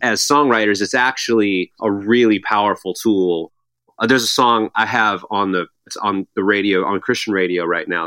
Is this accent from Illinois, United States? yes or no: yes; Arlington Heights, Illinois, United States; I grew up in a town called Arlington Heights, which is just northwest.